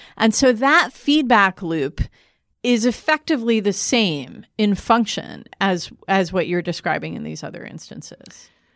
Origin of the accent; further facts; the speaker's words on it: Michigan, United States; moved away; my home state